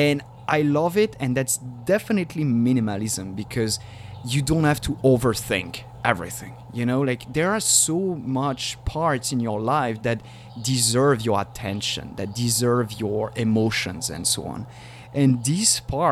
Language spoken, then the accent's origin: English; Paris, Île-de-France, France; now in San Diego, United States; I was born in Paris.